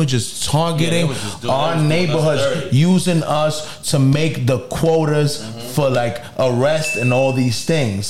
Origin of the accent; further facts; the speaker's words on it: New York City, New York, United States; I'm from Harlem